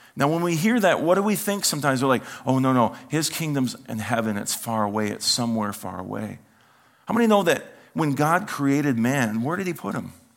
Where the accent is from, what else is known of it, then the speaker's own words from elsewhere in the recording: United States; as an American